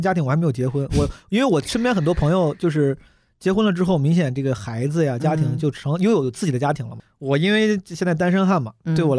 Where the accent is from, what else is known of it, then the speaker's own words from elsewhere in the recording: Zhengzhou, Henan, China; also born or lived in New York / Shanghai; now in Beijing, China; 我们郑州老家也有这样的人，